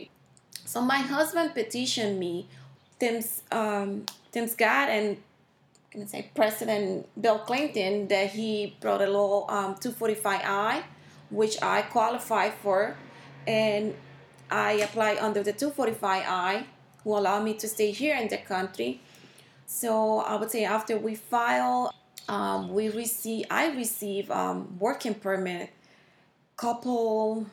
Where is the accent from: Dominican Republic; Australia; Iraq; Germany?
Dominican Republic; moved away as an adult; now in Pennsylvania, United States; I'm from Dominican Republic.